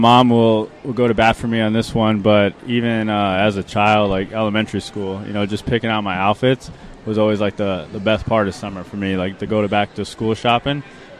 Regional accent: Chandler, Arizona, United States; Yeah, born and raised in Chandler. Big sports fan. Big Arizona everything fan

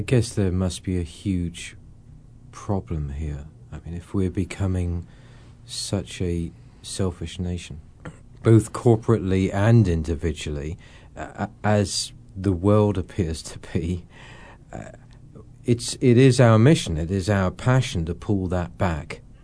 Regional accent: England, United Kingdom; I'm obviously an Englishman

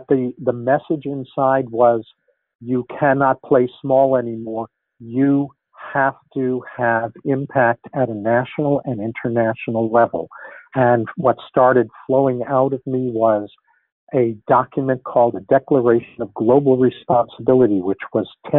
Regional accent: New York, United States; moved away; I grew up in New York

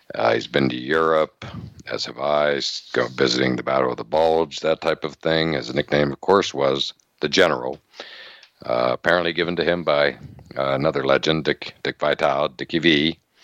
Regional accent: near Penn State, Pennsylvania, United States; I grew up near Penn State, so lifelong fan

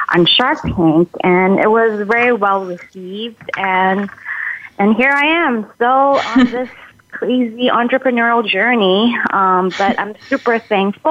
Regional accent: Malaysia; now in Minnesota, United States; I'm originally from Malaysia

